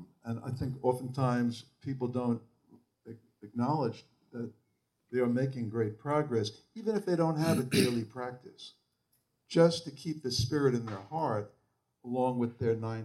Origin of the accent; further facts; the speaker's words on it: New York and Long Island, United States; I grew up in New York and Long Island